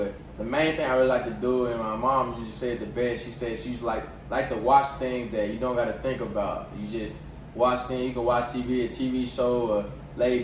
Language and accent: English; McKinney, Texas, United States; moved away; growing up in McKinney, it was a great time out there.